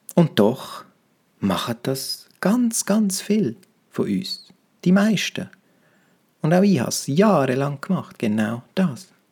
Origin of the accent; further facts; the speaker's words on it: Romansh, Graubünden, Switzerland; first language Romansh; German is a second language; meiner Muttersprache Romanisch